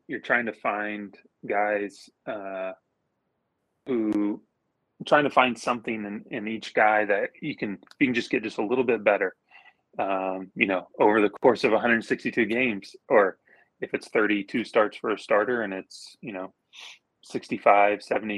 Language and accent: English; Oklahoma, United States; I grew up in Oklahoma. I still live in Oklahoma